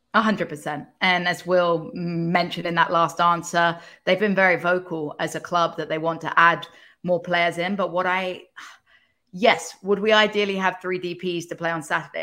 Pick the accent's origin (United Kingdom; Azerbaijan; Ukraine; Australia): United Kingdom; England; moved away; as an English person